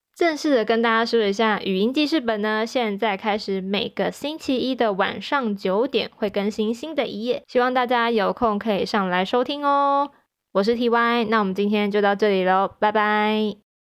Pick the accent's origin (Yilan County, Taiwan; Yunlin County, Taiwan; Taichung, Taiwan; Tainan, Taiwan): Taichung, Taiwan; moved away as an adult; now in Taipei, Taiwan; 我的老家在台中，然后呢，我考上台北的大学。所以说呢，在几年前呢，我就开始我在台北的生活